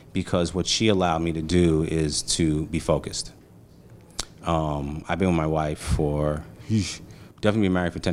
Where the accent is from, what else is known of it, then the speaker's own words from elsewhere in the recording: New York City, New York, United States; also born or lived in Montclair / Atlanta; I'm a Brooklyn kid, five four team in Row Street, crack epidemic, Bed Stuy, you know what I mean? One, one avenue off of Gates Ave, you know, like, I'm from Brooklyn